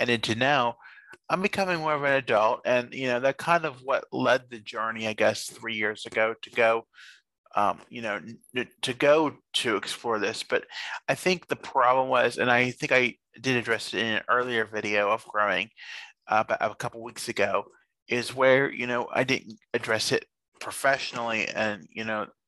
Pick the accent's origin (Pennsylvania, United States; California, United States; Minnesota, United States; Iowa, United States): Pennsylvania, United States; Fayette County; we're from Fayette County here in Pennsylvania